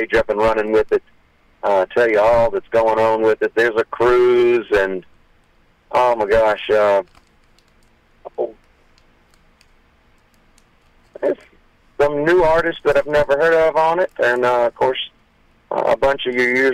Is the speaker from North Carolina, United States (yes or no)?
no; Mississippi Delta, United States; moved away; also born or lived in Gulf Coast; growing up in the Mississippi Delta, every band up there played it. When I moved down to the Gulf Coast